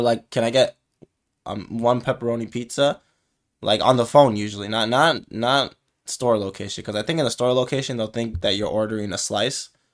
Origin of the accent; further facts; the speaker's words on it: United States; we American folks